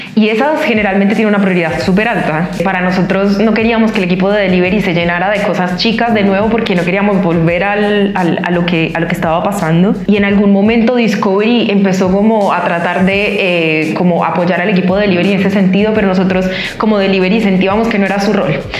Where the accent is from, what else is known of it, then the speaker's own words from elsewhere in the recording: Colombia; moved away as an adult; now in Chile; colombiana, ingeniera industrial. Llevo tres años en Chile.